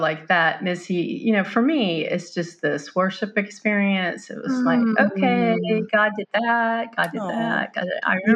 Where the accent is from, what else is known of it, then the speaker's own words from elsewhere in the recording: Mobile, Alabama, United States; Grew up in Mobile, Alabama